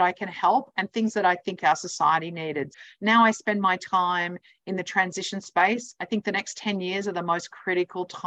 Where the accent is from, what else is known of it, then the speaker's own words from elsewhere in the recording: Brisbane, Queensland, Australia; moved away as an adult; also born or lived in New York City; chose to come back to Brisbane, which is my hometown